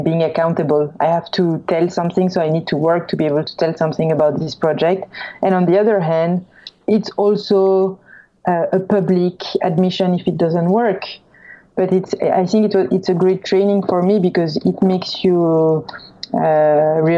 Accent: France; accent: French; English is a second language; moved away as an adult; also born or lived in Los Angeles; I'm French, if by my accent you couldn't tell

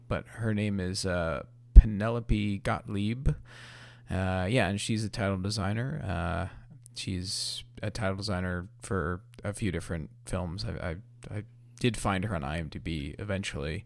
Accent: New York, United States; as a New Yorker myself

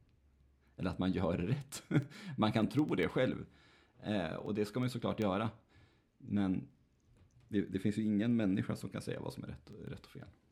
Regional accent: Nätra, Västernorrland County, Sweden; moved away; en präst i Nätra, där jag växte upp

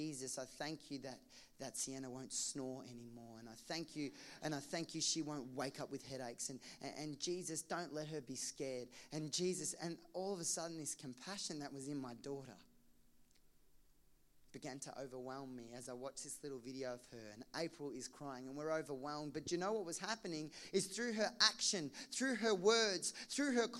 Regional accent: Geelong, Victoria, Australia; I grew up in Geelong, across the road from an abattoir slaughterhouse

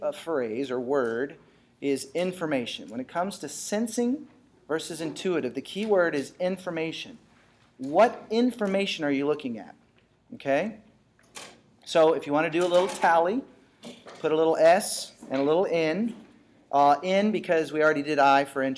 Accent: Texas, United States; I grew up in Texas

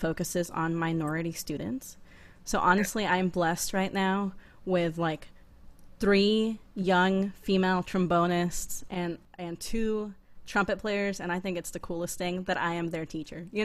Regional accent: Texas, United States; moved away; also born or lived in upstate New York / Boston; growing up in Texas, growing up in a Mexican household

